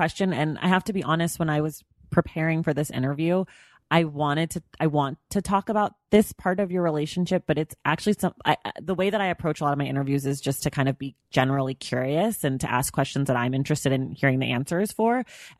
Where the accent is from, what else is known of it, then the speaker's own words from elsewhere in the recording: Oakland, California, United States; I grew up in the in Oakland, in the Bay Area, which is a place that is, you know, notorious for having lots of, you know, interracial families and friends